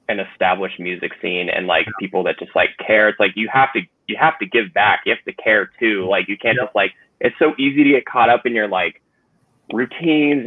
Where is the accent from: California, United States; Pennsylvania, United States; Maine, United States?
California, United States; Bay Area; growing up in the Bay Area